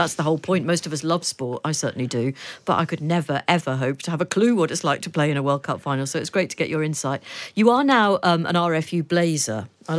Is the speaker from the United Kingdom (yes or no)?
yes; Liverpool, North West England, United Kingdom; the part of Liverpool I grew up in, has its own rugby union club.